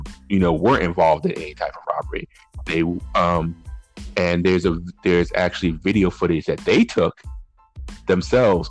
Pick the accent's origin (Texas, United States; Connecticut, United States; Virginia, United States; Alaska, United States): Connecticut, United States; New Haven; I grew up in a neighborhood called the Ville, New Hallville